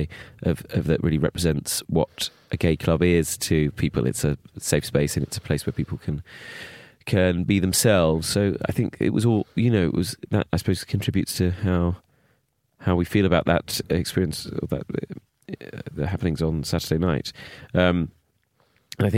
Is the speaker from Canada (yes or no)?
no; Bromley, London, United Kingdom; when I grew up in Bromley